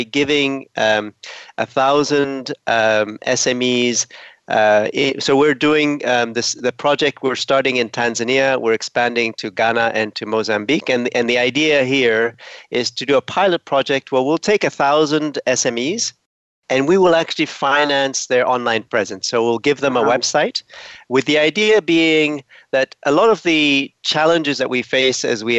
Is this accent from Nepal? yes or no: no; Ethiopia; moved away; also born or lived in Canada; I'm originally from Ethiopia.